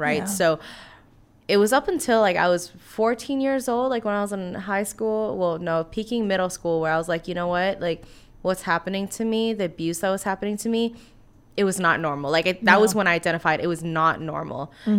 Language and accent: English; Washington, District of Columbia, United States; now in Savannah, United States; We live in Savannah, but I'm from Washington, D.C. originally.